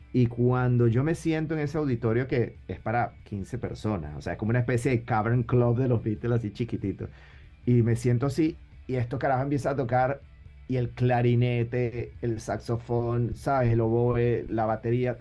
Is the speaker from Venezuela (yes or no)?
yes; Venezuela; also born or lived in Buenos Aires, Argentina; básicamente crecí en Venezuela